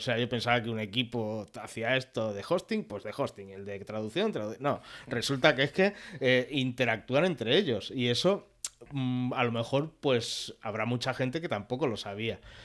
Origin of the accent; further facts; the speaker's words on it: Mataró, Catalonia, Spain; first language Catalan; Spanish is a second language; now in Canet de Mar, Spain; nací en Mataró, aunque actualmente vivo en Canet de Mar, en el Maresme